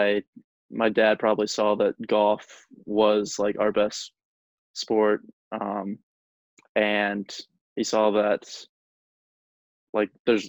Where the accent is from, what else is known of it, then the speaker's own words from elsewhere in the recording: Wilson, North Carolina, United States; also born or lived in Pinehurst, North Carolina; I grew up in Wilson, North Carolina, which is like 2 hours away from Pinehurst. And then when I was 9, we moved to Pinehurst